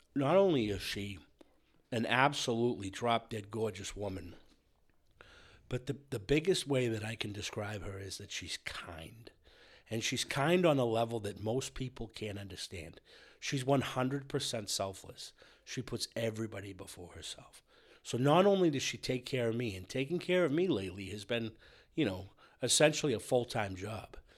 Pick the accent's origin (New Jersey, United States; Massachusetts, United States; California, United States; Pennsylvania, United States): Massachusetts, United States; between Brockton and Randolph; now in Bellingham, United States; I came up between Brockton and Randolph